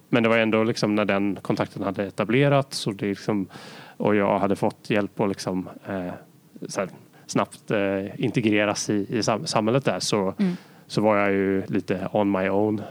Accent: Sweden; som svensk

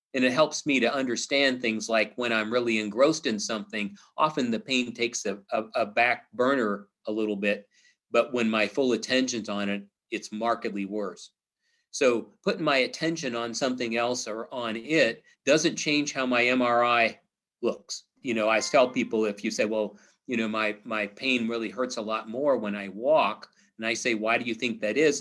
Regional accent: Missouri, United States; I'm from Missouri, it's the show me state

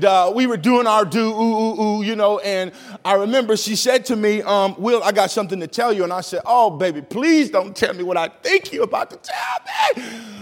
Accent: East St. Louis, Illinois, United States; now in Minnesota, United States; I grew up in an area called East St. Louis, Illinois

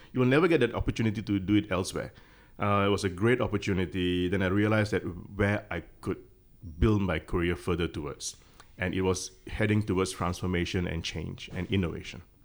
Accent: Malaysia; now in Hong Kong; I'm Malaysian

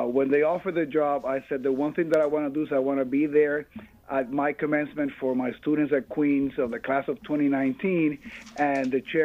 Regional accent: Puerto Rico; moved away as an adult; now in New York, United States; I am born and raised in Puerto Rico. I came to the U.S. to pursue my educational dreams.

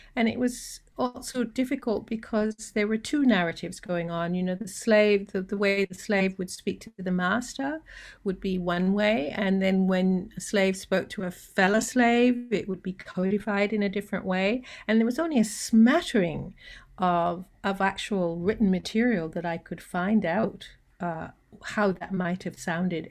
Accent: Canada; moved away as an adult; also born or lived in Jamaica; now in Sydney, Australia; I was born in Jamaica, grew up in Canada, and then I migrated here

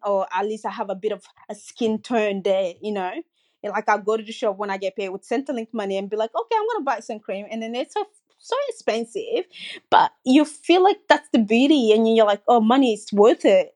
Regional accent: Côte d’Ivoire; also born or lived in Guinea; now in Sydney, Australia; I grew up in Cote d'Ivoire and I also grew up in Guinea with my mom

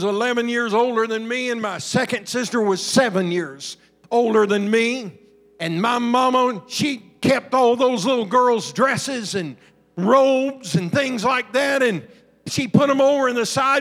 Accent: Southern Illinois, United States; also born or lived in Alabama / Georgia; I grew up in Southern Illinois around a bunch of farmers and coal miners

